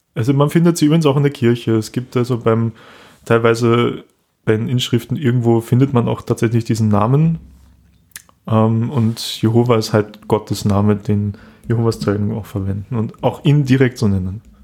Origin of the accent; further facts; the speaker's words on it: Austria; hier bei uns in Österreich